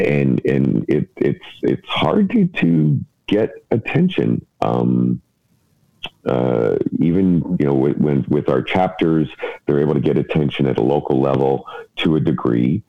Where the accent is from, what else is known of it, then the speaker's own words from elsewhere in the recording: United States; now in Canada; being an American living in Canada is very different from being an American living in Italy